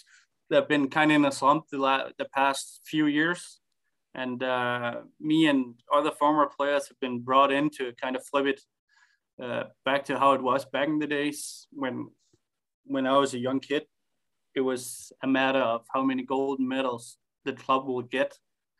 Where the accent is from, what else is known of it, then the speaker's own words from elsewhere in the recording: Herning, Central Denmark Region, Denmark; I moved back to my hometown, Herning.